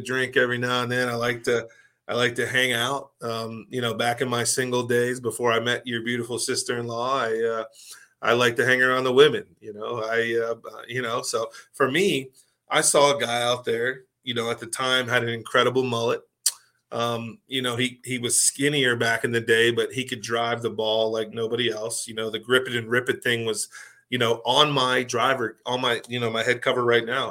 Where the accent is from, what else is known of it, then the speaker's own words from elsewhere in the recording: Pittsburgh, Pennsylvania, United States; I'm from Pittsburgh